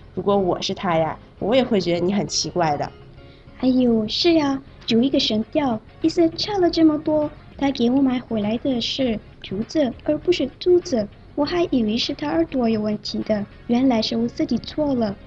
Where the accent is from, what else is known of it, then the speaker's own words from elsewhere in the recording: Malaysia; 我是来自马来西亚的